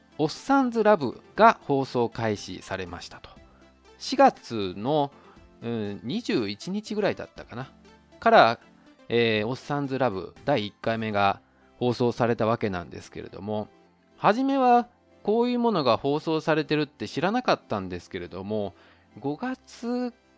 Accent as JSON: {"language": "Japanese", "region": "Osaka", "country": "Japan", "tie": "born or raised there", "moved": "as an adult", "lives_now": "Taiwan", "said": "自分の生まれも育ちも実は大阪"}